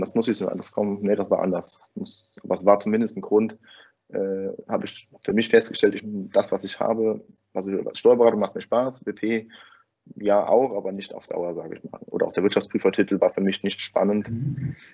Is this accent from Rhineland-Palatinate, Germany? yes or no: yes; Winningen, Rhineland-Palatinate, Germany; komme ich aus Winningen bei Koblenz. Das ist ein kleines Dorf